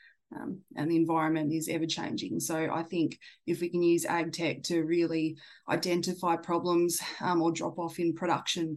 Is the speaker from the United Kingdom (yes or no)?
no; Tasmania, Australia; moved away; I grew up in Tassie.